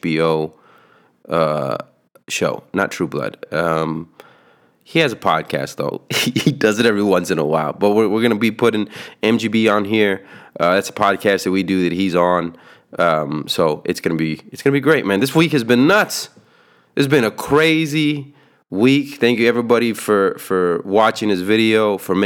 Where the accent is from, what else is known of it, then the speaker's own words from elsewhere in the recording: San Antonio, Texas, United States; We're from San Antonio